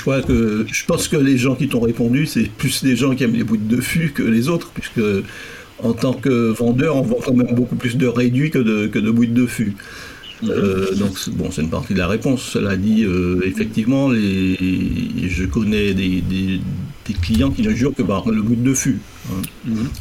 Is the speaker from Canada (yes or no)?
no; Martinique; en tant que Martiniquais Antillais